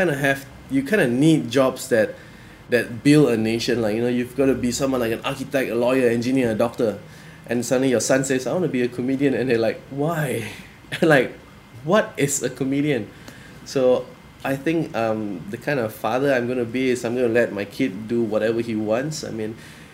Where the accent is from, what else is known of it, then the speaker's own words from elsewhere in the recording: Malaysia; growing up in Malaysia, my friends... we have three main races here, like Chinese, Indian, Malay